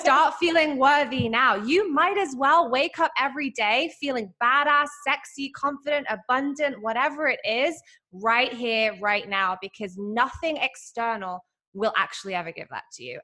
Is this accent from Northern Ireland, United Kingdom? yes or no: no; London, United Kingdom; moved away as an adult; also born or lived in Derbyshire; now in Los Angeles, United States; you can hear from my accent i'm not from america like i grew up in i grew up in london and then my family moved to derbyshire